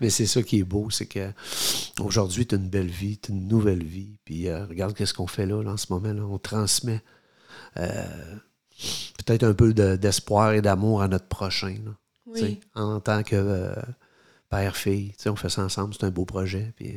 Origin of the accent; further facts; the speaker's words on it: Quebec City, Quebec, Canada; nous, on vient de Québec